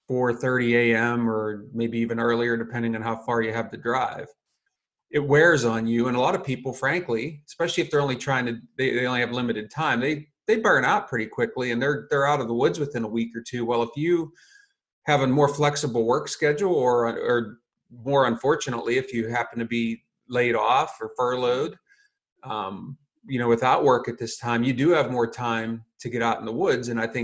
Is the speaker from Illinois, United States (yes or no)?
no; Pennsylvania, United States; So my home state is Pennsylvania